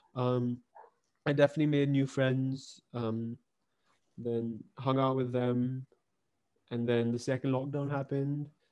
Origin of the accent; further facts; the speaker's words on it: Pune, Maharashtra, India; also born or lived in Hong Kong; I was born in Hong Kong, and then we shifted to Pune in 2007